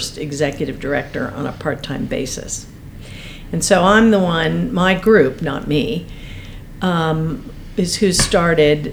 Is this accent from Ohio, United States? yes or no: yes; Cincinnati, Ohio, United States; moved away as an adult; also born or lived in Maine; now in Mt. Lebanon, United States; I grew up in Cincinnati, Ohio